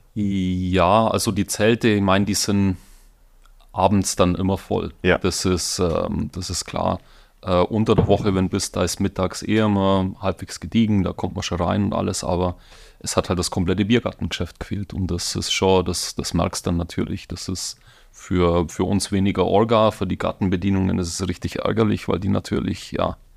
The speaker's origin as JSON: {"language": "German", "town": "Donauwörth", "region": "Bavaria", "country": "Germany", "accent": "Bavarian-Swabian", "moved": "yes", "lives_now": "Munich, Germany", "said": "Es ist bayerisch-schwäbisch. Also ich komme aus der Donauwetter Gegend ursprünglich."}